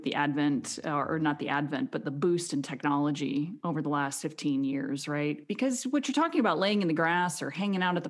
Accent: Arizona, United States; I grew up in Arizona

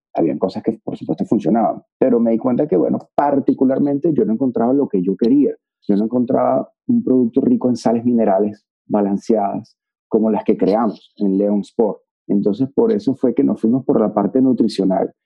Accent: Venezuela

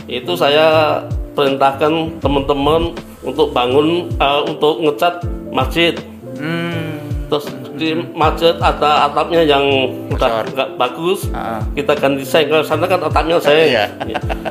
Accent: Java, Indonesia; saya kan orang Jawa saya

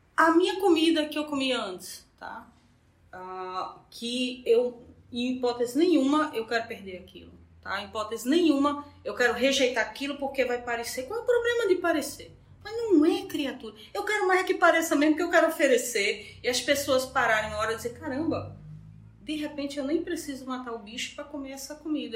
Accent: Petrolina, Pernambuco, Brazil; Eu sou de Petrolina

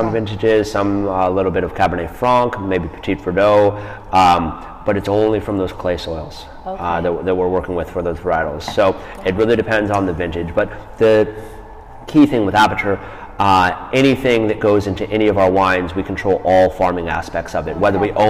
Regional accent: Boulder, Colorado, United States; moved away; I'm born and raised in Colorado.

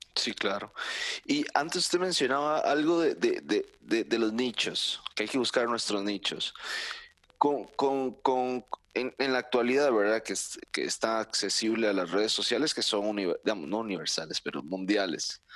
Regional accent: Costa Rica

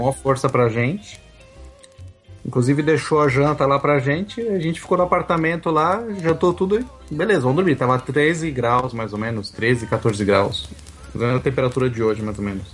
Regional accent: São Paulo, Brazil; moved away as an adult; now in Quebec, Canada; eu sou nascido e criado em São Paulo

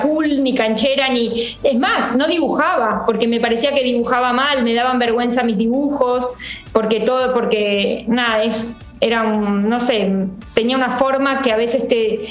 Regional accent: Coronel Suárez, Buenos Aires Province, Argentina; moved away; Yo soy del interior, de Coronel Suárez

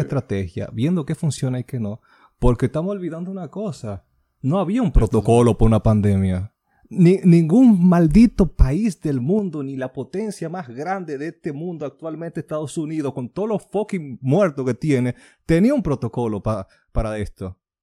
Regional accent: Dominican Republic; de donde yo nací.

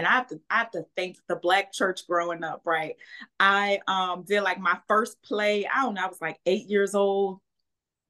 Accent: St. Rose, Louisiana, United States; also born or lived in New Orleans; I really grew up right outside of NOLA, St. Rose, and went to school in New Orleans

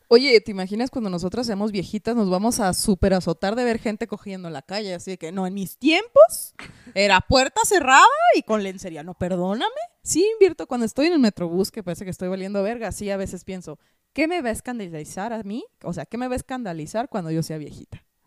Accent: Hermosillo, Sonora, Mexico; yo soy de Hermosillo, Sonora

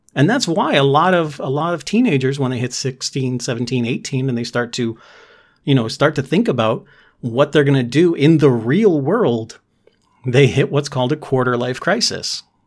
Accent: New England, United States; I'm, I'm from New England

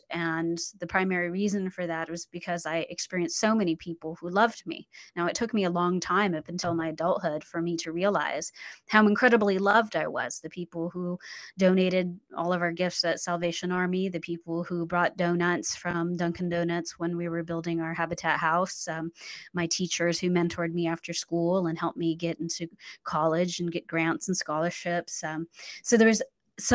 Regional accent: Central Luzon, Philippines; born there; Well, I was born in the Philippines on Clark Air Force Base. My dad was an airman and my mom was Filipino woman.

